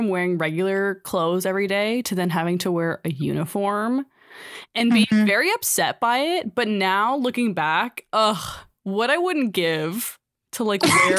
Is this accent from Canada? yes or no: yes; Guelph, Ontario, Canada; we grew up in Guelph. I don't think we've ever really mentioned that, but we grew up in Guelph. And we went to St. James Catholic High School.